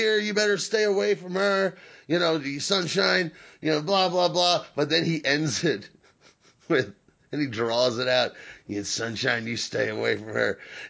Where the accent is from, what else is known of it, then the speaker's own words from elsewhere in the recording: United States; I'm American.